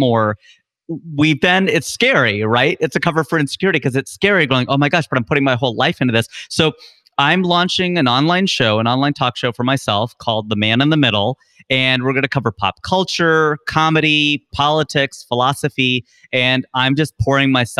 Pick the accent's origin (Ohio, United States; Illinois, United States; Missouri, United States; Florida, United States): Ohio, United States; Cincinnati; moved away as an adult; now in California, United States; I was born and raised in Cincinnati, Ohio, Cincinnati kid through and through